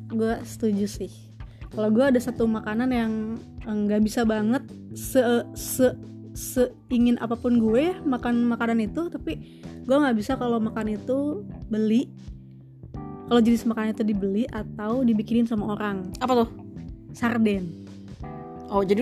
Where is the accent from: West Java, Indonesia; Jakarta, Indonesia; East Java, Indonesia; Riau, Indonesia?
West Java, Indonesia; jangankan dari Manado gitu kadang ya gue sendiri dari Sunda